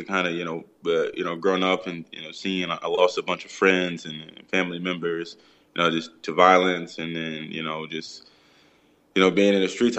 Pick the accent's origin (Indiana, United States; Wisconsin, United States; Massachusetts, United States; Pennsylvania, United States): Pennsylvania, United States; Philadelphia; growing up in Philly for me, it was a challenge.